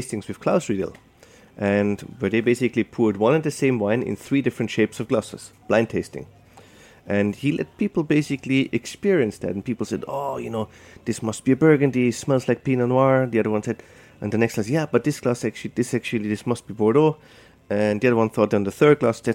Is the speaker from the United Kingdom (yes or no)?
no; Austria; moved away as an adult; now in New York, United States; Growing up in Austria as a sommelier